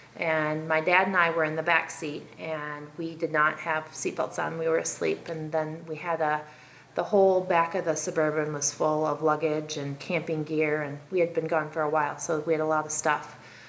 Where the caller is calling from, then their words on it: South Carolina, United States; I'm calling from South Carolina